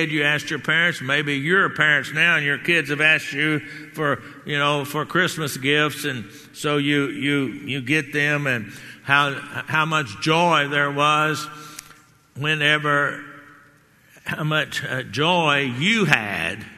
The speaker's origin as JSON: {"language": "English", "region": "Texas", "country": "United States", "tie": "born or raised there", "said": "I'm a Texan"}